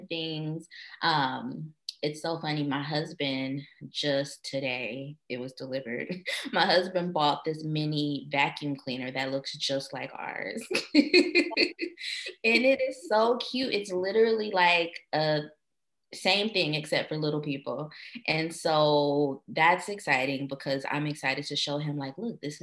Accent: United States; We are American

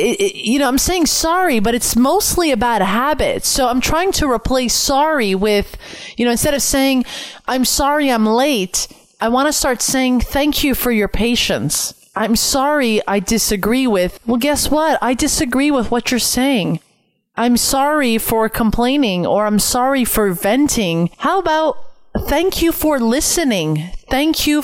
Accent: Canada; I'm Canadian

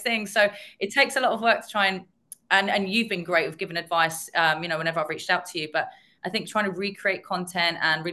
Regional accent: London, United Kingdom; I was born and bred in North London

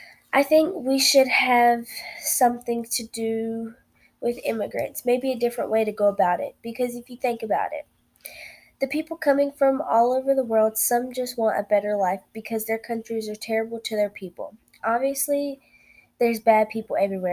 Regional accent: United States; as an American citizen.

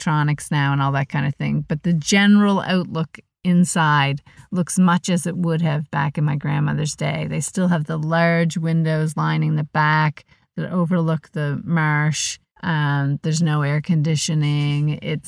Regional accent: Truro, Nova Scotia, Canada; moved away as an adult; Truro is home for me. I mean, I left there when I was 18 years old, but no matter what, it always feels like home.

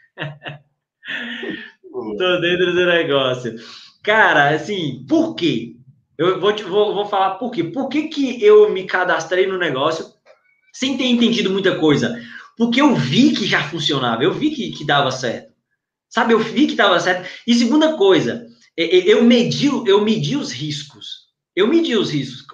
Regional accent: São Romão, Minas Gerais, Brazil; now in São José dos Campos, Brazil; sou do interior de Minas, norte de Minas, cidadezinha pequena chamada São Romão

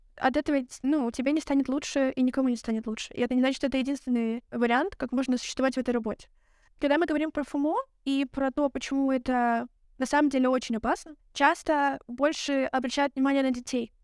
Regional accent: Belarus; now in Lithuania; я из Беларуси, я забыла об этом сказать. А сейчас я живу в Литве

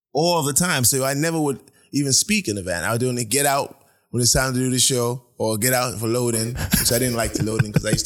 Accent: London, United Kingdom; also born or lived in Brooklyn, New York; now in United States; I grew up in England. Yes, I was in boarding school.

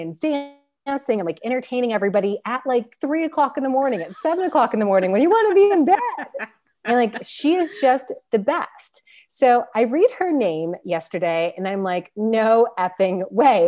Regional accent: Pickerington, Ohio, United States; moved away as an adult; also born or lived in Columbus, Ohio; I'm from Pickerington, too

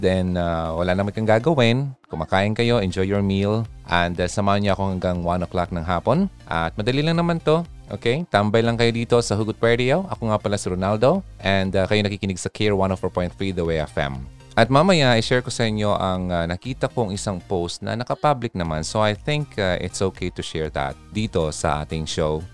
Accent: Philippines; bilang Pilipino

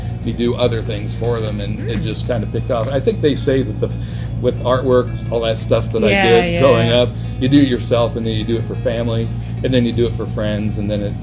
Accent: Bloomington, Indiana, United States; growing up in Bloomington, my grandmother lived in town

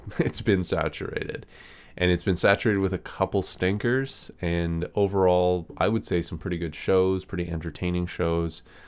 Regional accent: Canada; I'm from Canada

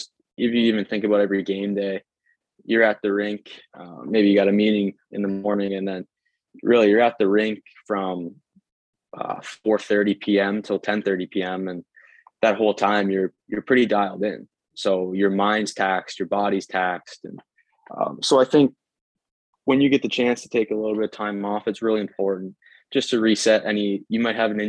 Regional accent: Ontario, Canada; the tight power skating that we have in Canada, especially my hometown

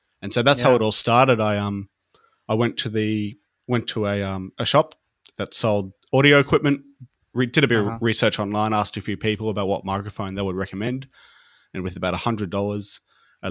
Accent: Brisbane, Queensland, Australia; I'm from Australia, in a place called Brisbane in Queensland

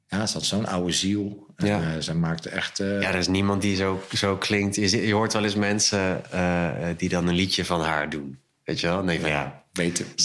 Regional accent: Zwolle, Overijssel, Netherlands; ik ben een Zwollenaar.

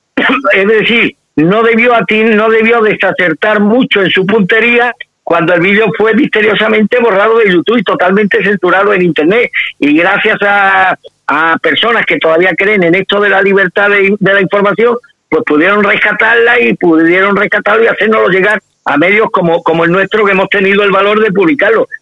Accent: Spain

